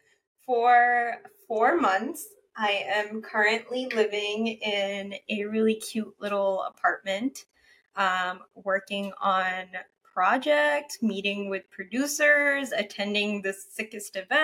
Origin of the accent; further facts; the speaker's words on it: Kuwait; moved away; I am from Kuwait originally. Like, my family is from Kuwait. My mom was born there